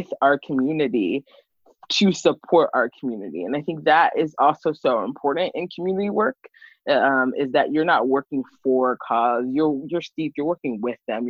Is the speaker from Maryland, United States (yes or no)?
yes; Montgomery County, Maryland, United States; moved away as an adult; also born or lived in Washington, District of Columbia, United States / Baltimore; I grew up in Montgomery County